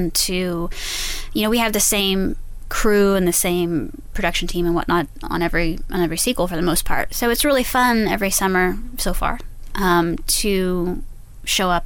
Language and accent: English; Texas, United States; we're from Texas